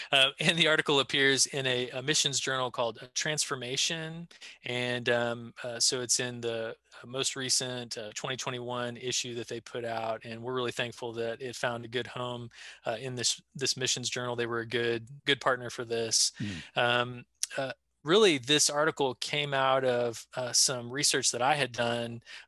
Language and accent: English; Houston, Texas, United States; moved away as an adult; also born or lived in Lisbon, Portugal / northern Mozambique; growing up in Houston.